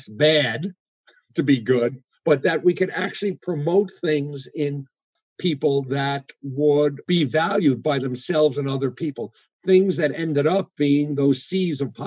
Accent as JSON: {"language": "English", "town": "New York City", "region": "New York", "country": "United States", "tie": "born or raised there", "also_born_or_lived": "Midwest", "moved": "as an adult", "said": "I'm one of those folks who went from kindergarten to PhD in the public schools of New York City"}